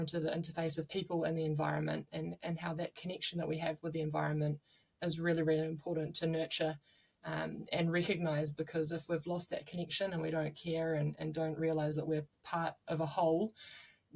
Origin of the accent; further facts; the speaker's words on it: Nelson, New Zealand; now in Auckland, New Zealand; I'm originally from Whakatū in Nelson, the top of the South Island, and I grew up doing a lot of tramping